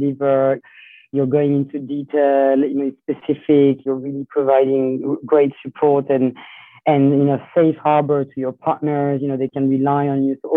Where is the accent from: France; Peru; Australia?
France; Lyon, Auvergne-Rhône-Alpes; moved away as an adult; also born or lived in Italy / New York; I was born in Lyon, in France